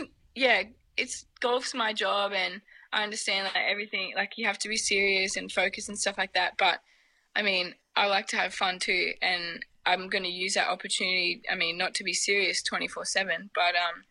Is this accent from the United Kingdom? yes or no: no; Australia; moved away as an adult; being Australian and coming from the other side of the world